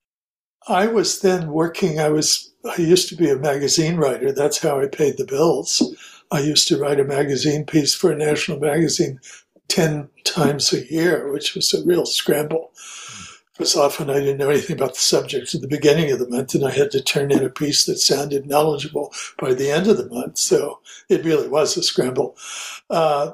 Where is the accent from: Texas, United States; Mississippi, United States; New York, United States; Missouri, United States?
Missouri, United States; Kansas City; I was living my birth town, Kansas City, Missouri at the time.